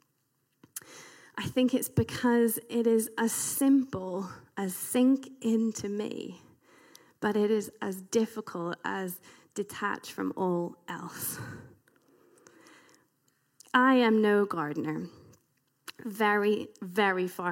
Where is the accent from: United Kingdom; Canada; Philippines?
United Kingdom; being British